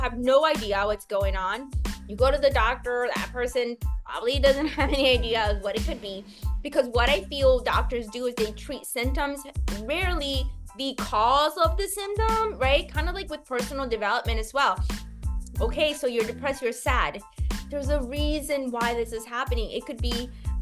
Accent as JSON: {"language": "English", "country": "United States", "said": "I'm an American."}